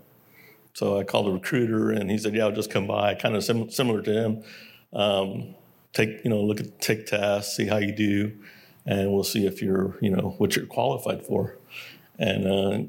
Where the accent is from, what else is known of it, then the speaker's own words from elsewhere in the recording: San Antonio, Texas, United States; also born or lived in Korea; growing up in San Antonio, Texas is a military town